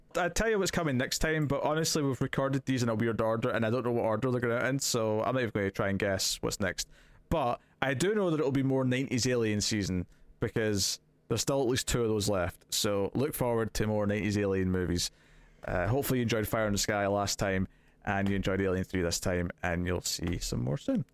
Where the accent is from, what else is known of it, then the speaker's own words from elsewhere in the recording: Scotland, United Kingdom; As a Scottish person